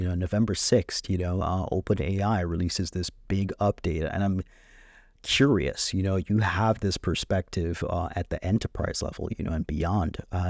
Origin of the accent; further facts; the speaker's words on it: Jamaica; Like, I'm from Jamaica, you know